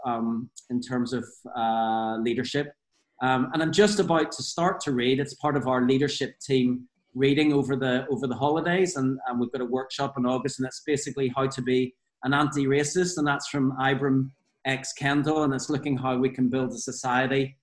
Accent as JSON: {"language": "English", "town": "Belfast", "region": "Northern Ireland", "country": "United Kingdom", "tie": "born or raised there", "said": "obviously I'm from Northern Ireland. I grew up in the, you know, I'm a 70s child, but grew up in Belfast in the 80s"}